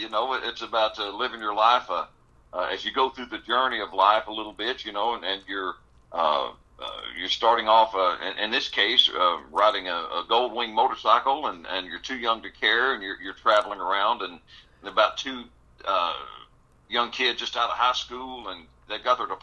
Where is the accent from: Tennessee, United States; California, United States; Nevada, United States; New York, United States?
Tennessee, United States; Tellico Plains; growing up in East Tennessee.